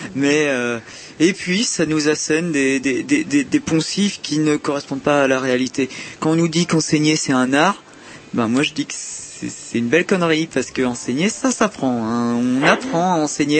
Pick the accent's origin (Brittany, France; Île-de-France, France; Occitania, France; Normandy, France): Brittany, France; je suis breton à la base